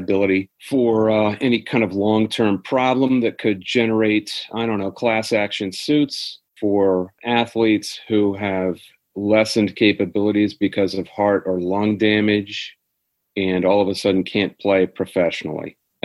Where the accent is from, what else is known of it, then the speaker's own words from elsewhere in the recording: Midwest, United States; I grew up in the Big Ten. I grew up in the Midwest